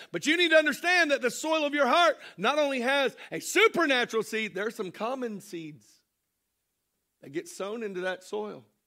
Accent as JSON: {"language": "English", "region": "Florida", "country": "United States", "tie": "born or raised there", "also_born_or_lived": "Cartersville, Georgia", "said": "Our home was Florida"}